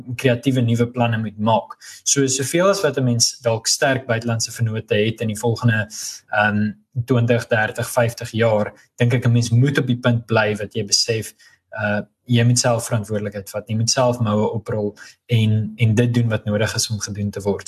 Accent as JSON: {"language": "Afrikaans", "country": "South Africa", "also_born_or_lived": "Europe", "moved": "as an adult", "said": "ek's Afrikaner"}